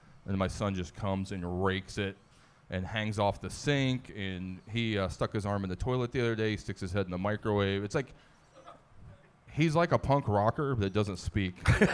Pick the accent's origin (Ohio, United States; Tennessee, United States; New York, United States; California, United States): Ohio, United States; Zanesville; I'm from Zanesville